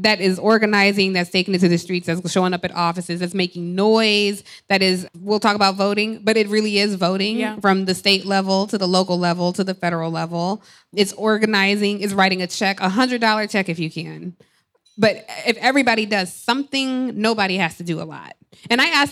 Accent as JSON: {"language": "English", "town": "Atlanta", "region": "Georgia", "country": "United States", "tie": "born or raised there", "said": "I grew up in Atlanta"}